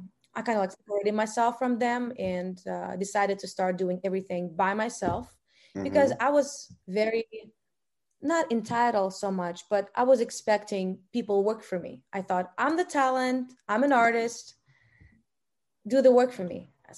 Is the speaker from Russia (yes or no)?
yes; Russia; born there; I was born in Russia.